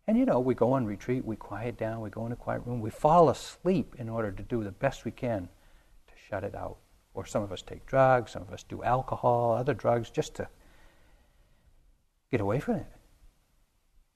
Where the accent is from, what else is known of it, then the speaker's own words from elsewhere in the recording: New England, United States; I grew up in New England in the 50s